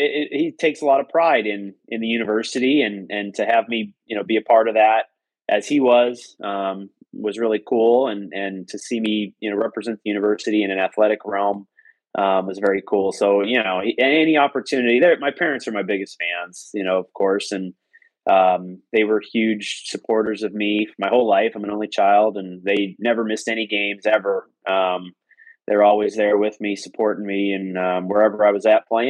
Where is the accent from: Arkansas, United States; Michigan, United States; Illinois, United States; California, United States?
Illinois, United States; Normal; moved away as an adult; also born or lived in Lafayette, Indiana; which is where I'm from, Normal